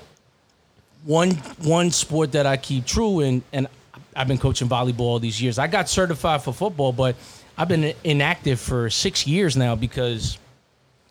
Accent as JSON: {"language": "English", "town": "Baldwin", "region": "New York", "country": "United States", "tie": "born or raised there", "said": "I grew up in Baldwin, which is in Nassau County"}